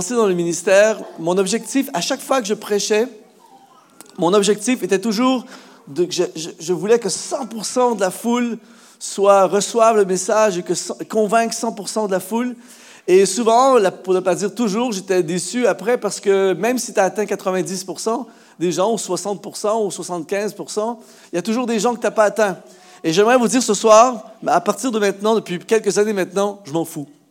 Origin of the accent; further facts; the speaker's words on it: Canada; chez nous au Canada